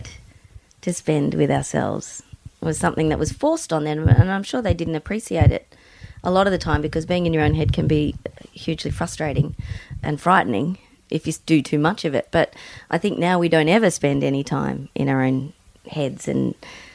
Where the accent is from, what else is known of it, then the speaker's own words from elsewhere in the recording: Mildura, Victoria, Australia; we grew up in Mildura, which is kind of – it was kind of the marijuana capital of Australia at the time